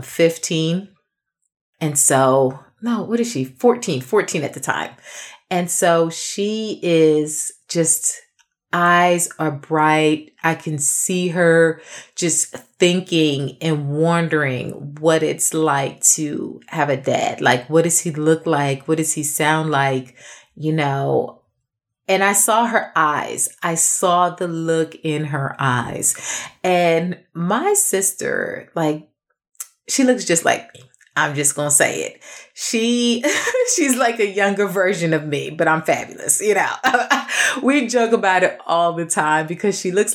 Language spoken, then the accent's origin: English; New York, United States; I'm actually from New York